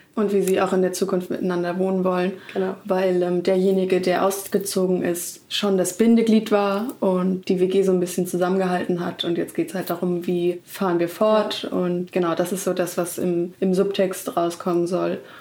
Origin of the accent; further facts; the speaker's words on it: Hamburg, Germany; now in Berlin, Germany; in Hamburg, ähm, da wo ich aufgewachsen bin.